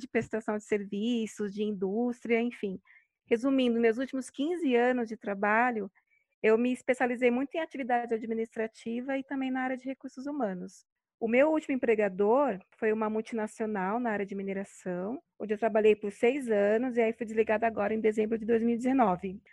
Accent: São Paulo, Brazil; sou aqui de São Paulo

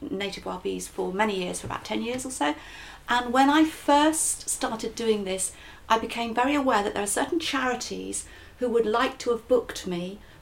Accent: Yorkshire and the Humber, United Kingdom; accent: Yorkshire; my Yorshire accent

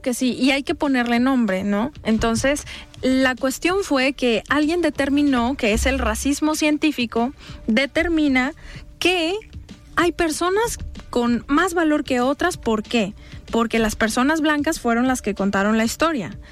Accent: State of Mexico, Mexico; now in Zapopan, Mexico; personas migrantes que, que son de migración interna como yo, que, que nací en el Estado de México

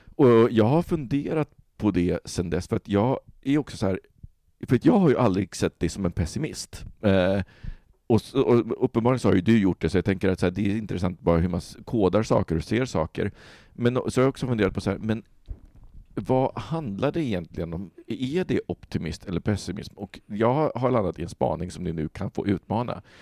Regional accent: Sweden; vi som svenskar

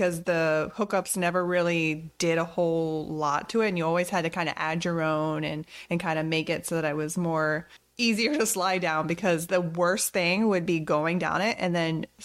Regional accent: Florida, United States; growing up in Florida

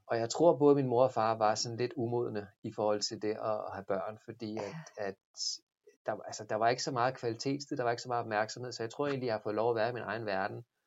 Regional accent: Stevns, Zealand, Denmark; Jeg voksede op Ja. på Stevns

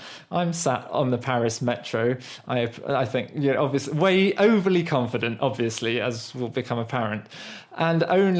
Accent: United Kingdom; first language English; As a British national who grew up speaking English fluently without really being formally taught grammar

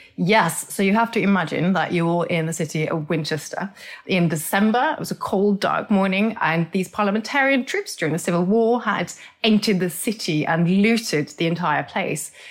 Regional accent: Norway; moved away; I grew up in Norway, so my teeth reflect the fact that I grew up in a cold climate with very old geology

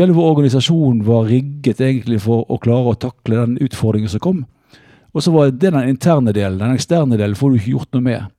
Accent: Bergen, Vestland, Norway; moved away as an adult; now in Oslo, Norway; erkebergenser er jeg egentlig, fordi det er der jeg vokste opp

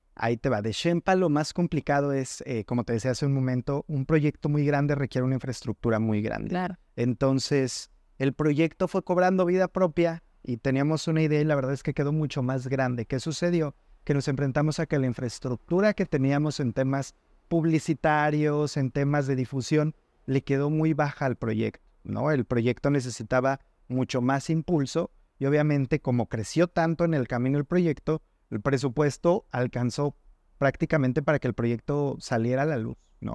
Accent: Mexico City, Mexico; moved away as an adult; now in Guadalajara, Mexico; Yo soy originario de la Ciudad de México

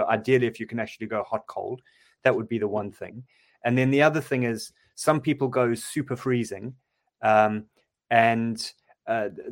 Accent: Durban, KwaZulu-Natal, South Africa; I'm from Durban and I'm used to warm water

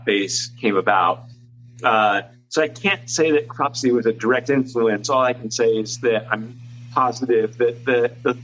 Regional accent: Rhode Island, United States; near where I grew up in Rhode Island

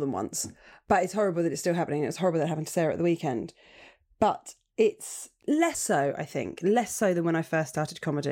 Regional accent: Portsmouth, South East England, United Kingdom; I was born in Portsmouth

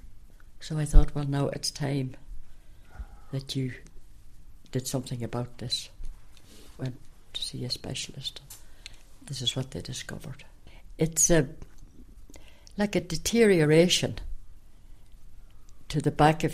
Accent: County Tyrone, Northern Ireland, United Kingdom; moved away as an adult; also born or lived in Chicago, United States / County Sligo, Ireland; now in Ireland; I was born in County Tyrone

